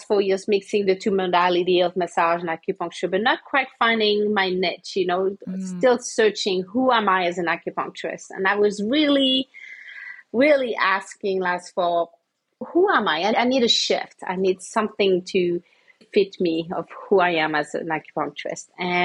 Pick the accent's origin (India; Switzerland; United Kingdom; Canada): Switzerland; moved away as an adult; also born or lived in Santa Fe, New Mexico; now in Tucson, United States; I'm from Switzerland.